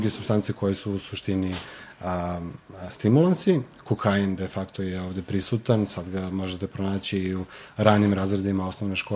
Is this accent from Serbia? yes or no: yes; Belgrade, Serbia; ja sam sa Zvezdare, tako da u principu nekako taj kraj je i bio specifičan po tim nekim možda lošim izborima u tom trenutku.